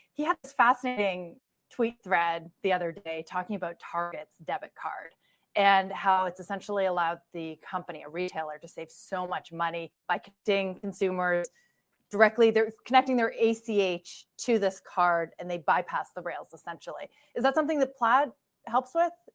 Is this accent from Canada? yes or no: yes; Canada; moved away as an adult; now in United States; as a Canadian